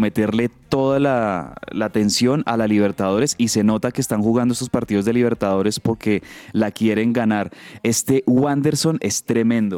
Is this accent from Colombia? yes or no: yes; Colombia; como buenos colombianos que somos